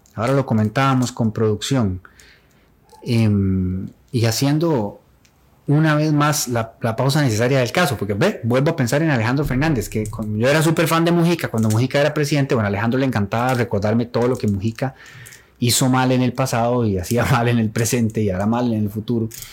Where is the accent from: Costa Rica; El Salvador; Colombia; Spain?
Costa Rica; Turrialba, Cartago; Ambos somos oriundos de Turrialba